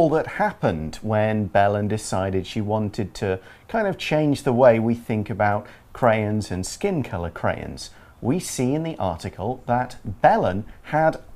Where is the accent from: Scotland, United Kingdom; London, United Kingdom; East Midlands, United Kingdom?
East Midlands, United Kingdom; So I am from Nottinghamshire, or Nottinghamshire, for, as another way to say it. This is a county, and the city of Nottingham is inside it.